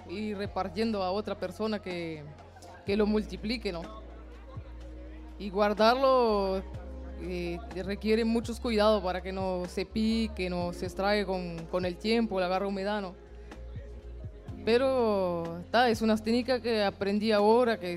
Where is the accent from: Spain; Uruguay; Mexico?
Uruguay; Bella Unión, Artigas; yo soy de Bella Unión